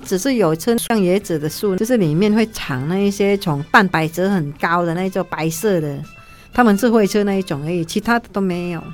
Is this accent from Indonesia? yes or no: yes; Kalimantan, Indonesia; 因为我们在加利曼丹哈，就是很多那个，呃，森林